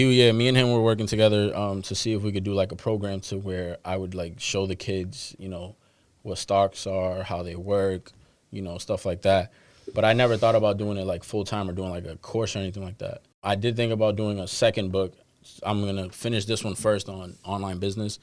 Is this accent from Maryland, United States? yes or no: no; Boston, Massachusetts, United States; I'm a dude from Dorchester. Like I, I still live in Dorchester